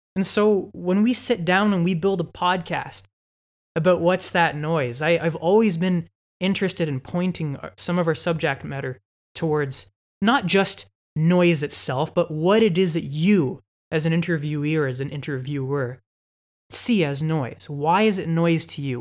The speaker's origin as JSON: {"language": "English", "town": "London", "region": "Ontario", "country": "Canada", "tie": "born or raised there", "also_born_or_lived": "Toronto", "said": "I'm from London. I'm from the city that we're recording this podcast in. the great city of London, Ontario, Canada. I grew up in the West End"}